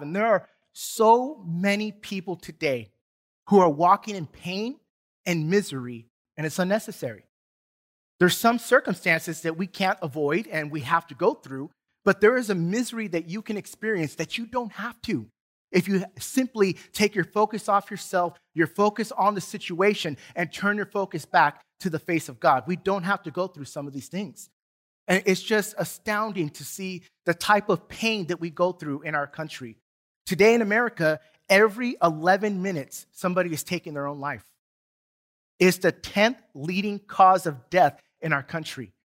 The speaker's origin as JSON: {"language": "English", "town": "San Diego", "region": "California", "country": "United States", "tie": "born or raised there", "moved": "yes", "lives_now": "Duncanville, United States", "said": "growing up in San Diego"}